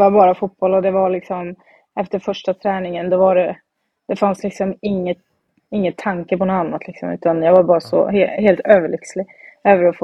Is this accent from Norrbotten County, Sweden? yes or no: no; Falköping, Västra Götaland, Sweden; Eh, jag började spela när jag var 11 år eh, och då började jag spela i Falköpings Kick, mm. eh, där jag kommer ifrån. Och spelade där tills jag var, tog studenten.